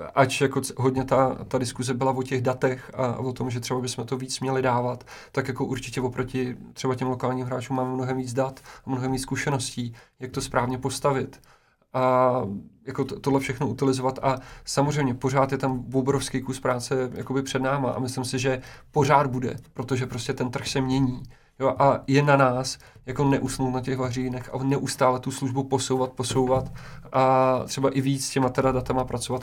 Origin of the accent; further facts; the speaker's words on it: Česká Lípa, Liberec Region, Czechia; já jsem třeba z Český lípy